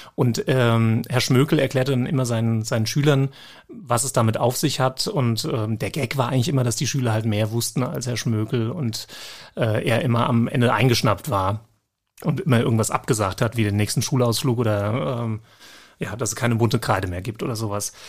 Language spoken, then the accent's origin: German; Germany; als Deutscher